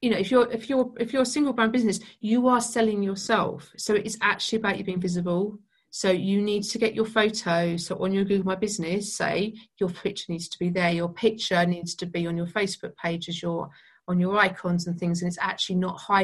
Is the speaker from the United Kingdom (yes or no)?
yes; United Kingdom; being British